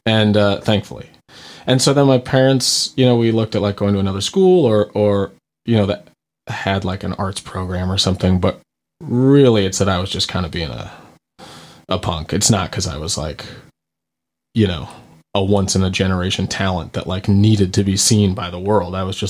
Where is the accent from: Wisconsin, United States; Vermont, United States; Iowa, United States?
Vermont, United States; also born or lived in North Carolina; I'm from Vermont, but I went to school in North Carolina.